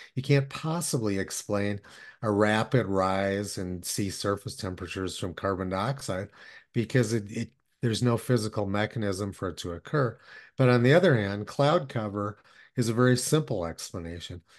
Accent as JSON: {"language": "English", "town": "Los Alamos", "region": "New Mexico", "country": "United States", "tie": "born or raised there", "said": "I was born and raised in Los Alamos, New Mexico"}